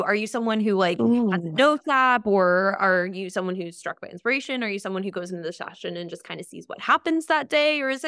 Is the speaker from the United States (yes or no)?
yes; United States; Like I grew up right outside New York City.